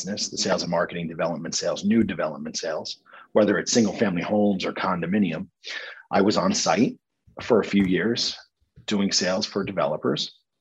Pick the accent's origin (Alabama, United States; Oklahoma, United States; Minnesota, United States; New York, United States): New York, United States; Rockland County; moved away as an adult; also born or lived in Morgantown, West Virginia; So I grew up just outside of New York City in Rockland County, New York.